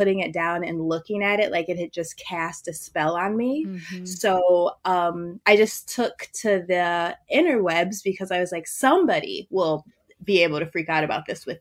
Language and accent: English; Wisconsin, United States; I'm from Wisconsin